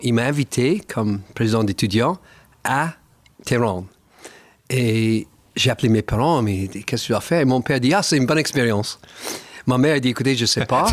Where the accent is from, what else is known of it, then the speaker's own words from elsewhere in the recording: Niagara Falls, Ontario, Canada; French is a second language; moved away; also born or lived in Montreal / Paris; ma ville natale, les Chutes Niagara